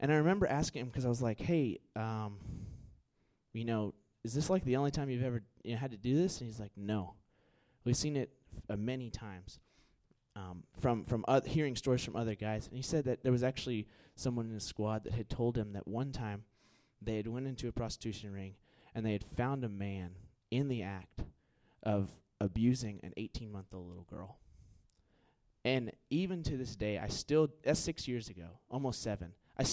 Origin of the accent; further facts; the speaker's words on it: Houston, Texas, United States; moved away; I'm from Houston